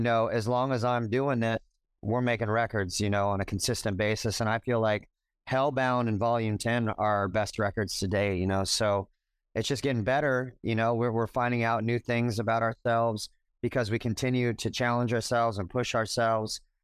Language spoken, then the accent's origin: English; Orange County, California, United States; also born or lived in Los Angeles; I'm a native Californian. I, you know, I was born in L A. I grew up in Orange County